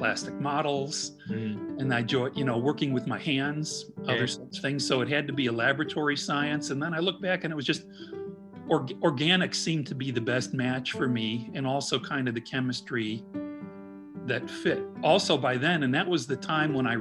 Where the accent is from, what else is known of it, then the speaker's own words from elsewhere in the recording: Midwest, United States; now in Indianapolis, United States; being a Midwesterner, it was really great for me to be able to relocate to Indianapolis and be near family in Chicago